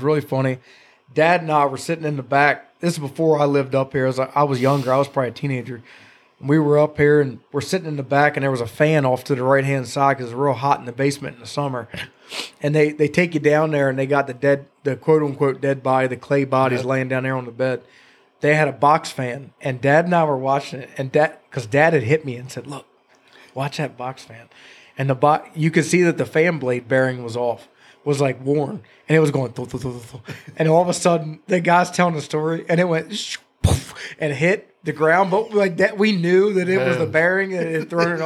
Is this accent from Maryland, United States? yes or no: yes; New Windsor, Maryland, United States; now in Gettysburg, United States; I grew up in New Windsor, Maryland